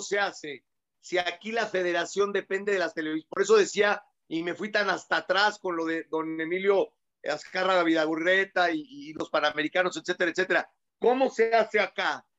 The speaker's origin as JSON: {"language": "Spanish", "country": "Mexico", "said": "somos los mexicanos"}